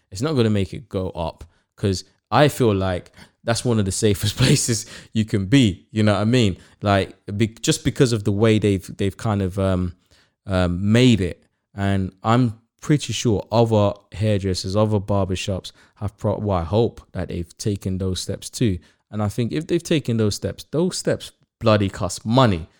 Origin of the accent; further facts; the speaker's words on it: United Kingdom; I grew up in Harzon, like, the big, one of the biggest profession in Harzon is barbers.